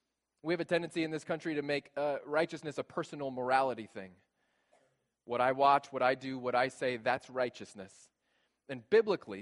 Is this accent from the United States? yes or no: yes; United States; also born or lived in South Africa; I was born in America in the 20th century